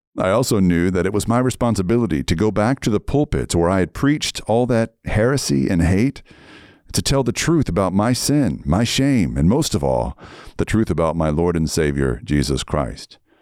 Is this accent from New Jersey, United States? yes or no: no; Red Lick, Texas, United States; moved away; also born or lived in Seattle; I was raised in Red Lick, Texas